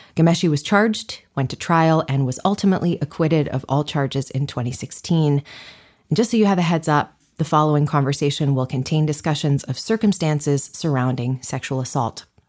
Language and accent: English; Canada; I grew up in Canada